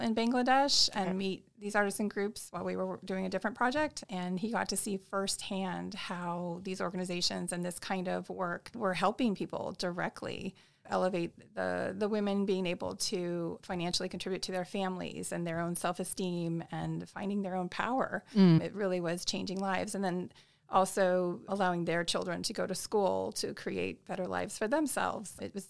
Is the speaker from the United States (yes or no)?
yes; Alaska, United States; moved away as an adult; also born or lived in California; I grew up mostly in Alaska and moved to California to go to college.